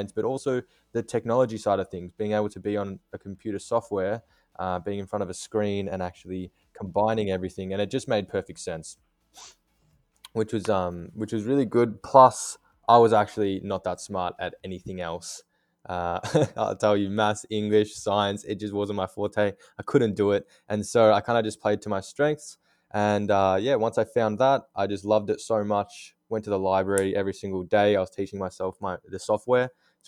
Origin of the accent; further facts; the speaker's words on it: Australia; I'm based in Melbourne. I'm 21 years of age. And yeah, born and raised in Australia.